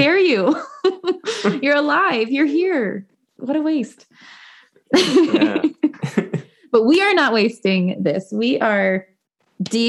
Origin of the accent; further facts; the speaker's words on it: Bloomington, Indiana, United States; In my hometown, Bloomington